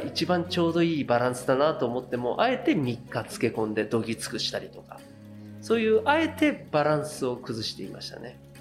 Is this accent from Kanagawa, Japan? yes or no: yes; Yokohama, Kanagawa, Japan; 私横浜出身なんですけど